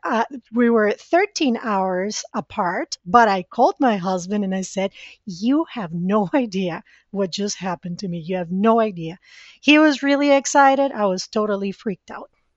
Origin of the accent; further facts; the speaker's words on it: Costa Rica; English is a second language; moved away as an adult; now in United States; I was born and raised in Costa Rica